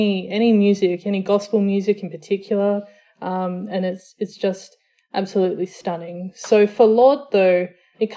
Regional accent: Australia; So I'm Samoan Australian. So my dad is from Western Samoa. My mum is from South Australia. They met in New Zealand, moved back to Australia where I was born

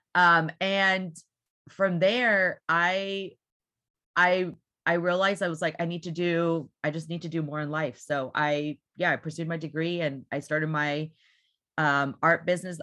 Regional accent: Houston, Texas, United States; I am been born and raised in Houston, Texas

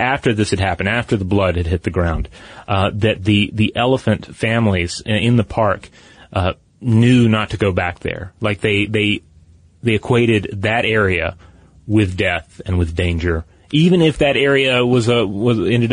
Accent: Tennessee, United States; my home state of Tennessee

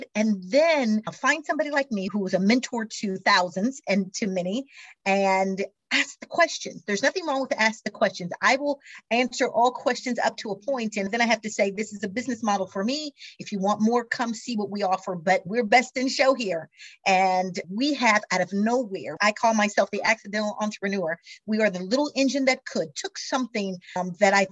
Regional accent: Missouri, United States; I am from Missouri originally, grew up in Missouri, the show me state

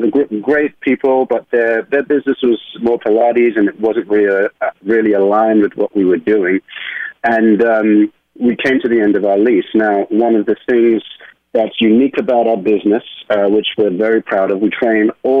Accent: London, United Kingdom; moved away as an adult; now in New York, United States; I am originally from London, England, and I moved to New York in my 20s to be a professional ballet and modern dancer. So that's where the accent comes from.

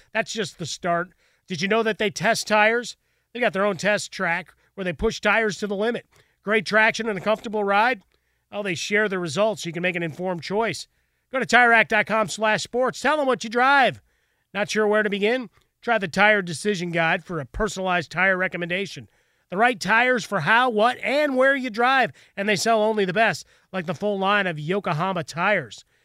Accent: Chicago, Illinois, United States; Growing up in Chicago, you'd rush home in the, the early afternoon to watch Cubs baseball

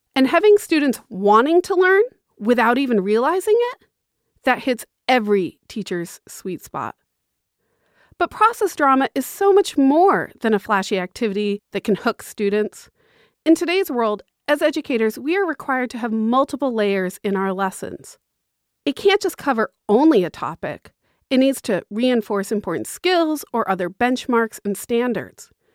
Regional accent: Massachusetts, United States; I'm from Massachusetts

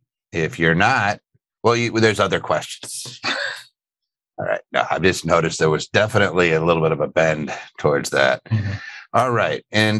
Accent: Philadelphia, Pennsylvania, United States; Philadelphia, PA, my hometown.

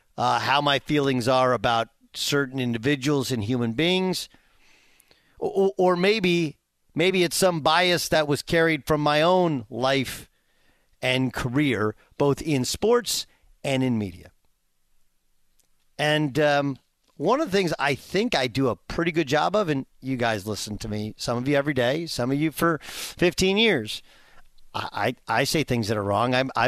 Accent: California, United States; my perception as a kid, I grew up in Southern California, was doctors are rich, lawyers are rich.

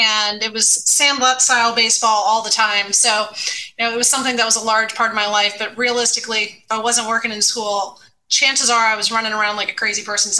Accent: Raleigh, North Carolina, United States; I spent most of my childhood outside, right? I lived in a neighborhood in Raleigh, North Carolina, where there were a lot of boys.

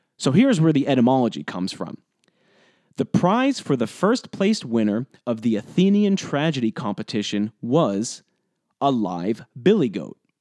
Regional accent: New Jersey, United States; now in Providence, United States; I grew up in New Jersey, about twenty-five minutes outside of New York City

